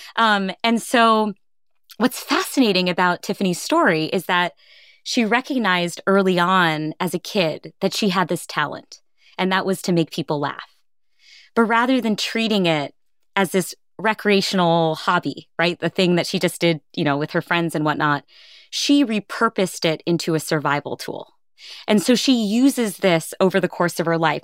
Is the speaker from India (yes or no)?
yes; India; I'm Indian